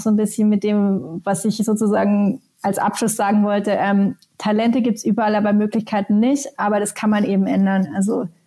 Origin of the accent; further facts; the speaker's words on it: Helsinki, Uusimaa, Finland; Meine alte Heimatstadt Helsinki ist ein ist ein äh, Emerging Tech Hub